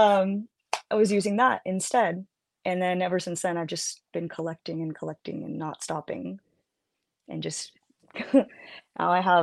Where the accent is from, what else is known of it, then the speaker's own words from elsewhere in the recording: San Jose, California, United States; When I was a kid growing up in San Jose